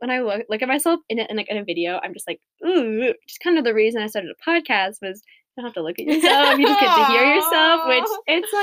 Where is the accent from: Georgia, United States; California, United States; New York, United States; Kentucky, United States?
California, United States; Sacramento; I'm from Sacramento